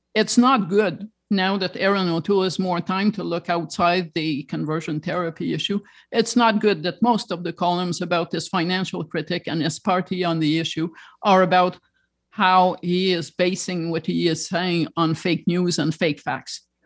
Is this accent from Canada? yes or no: yes; Toronto, Ontario, Canada; I was raised in Toronto